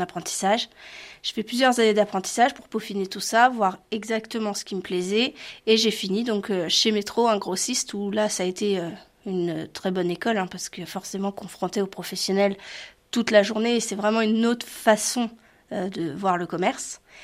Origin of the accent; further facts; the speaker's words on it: La Hague, Normandy, France; je suis une Normande fière et conquérante. J'adore ma région, la Hague